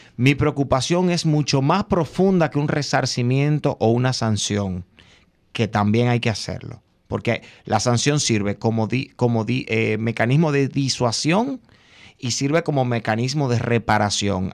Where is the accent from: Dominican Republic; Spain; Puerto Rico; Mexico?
Dominican Republic